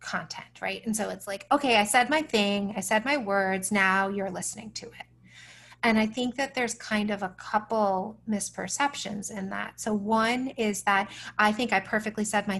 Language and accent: English; United States; as an American